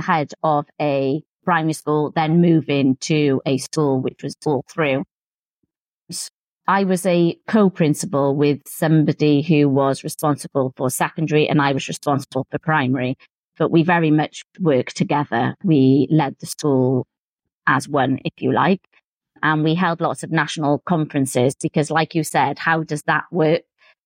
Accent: Cardiff, Wales, United Kingdom; moved away as an adult; also born or lived in Swindon / United States; returned to Cardiff, which is my hometown

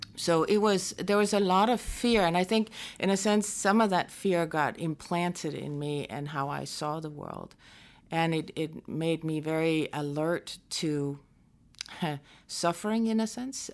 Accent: northwest coast of Denmark, North Denmark Region, Denmark; moved away; also born or lived in Aarhus, Denmark; we moved to the northwest coast, which is closer to my mom's family. And so I grew up there in a very small town

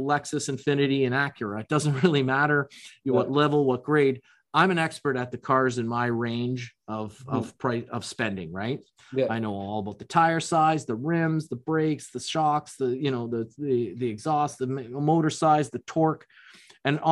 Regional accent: Toronto, Ontario, Canada; I'm from Toronto

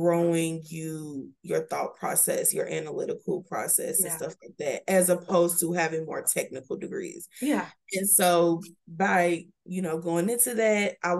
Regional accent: Louisville, Kentucky, United States; also born or lived in Cambridge, Massachusetts; Being born and raised in Louisville

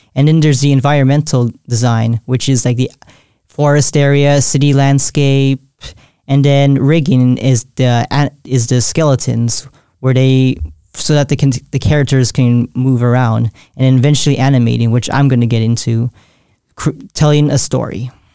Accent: San Jose, California, United States; I was born and raised in San Jose, California

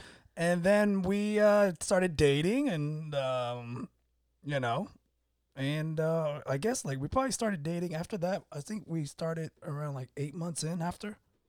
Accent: Florida, United States; also born or lived in Texas; See, I consider myself a Floridian boy, even though I was born in Texas, but I never, you know, whatever, memory and being a military brat.

